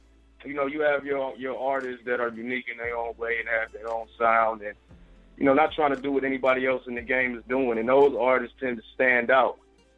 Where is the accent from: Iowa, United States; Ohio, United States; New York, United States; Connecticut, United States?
Ohio, United States; Akron; I'm from Akron, Ohio.